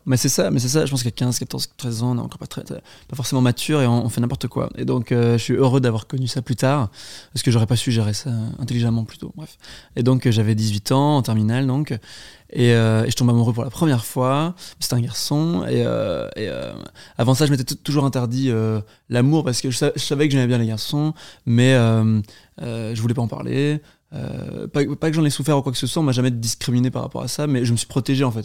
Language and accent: French; Brussels, Brussels-Capital Region, Belgium; je suis belge, euh, je suis né à Bruxelles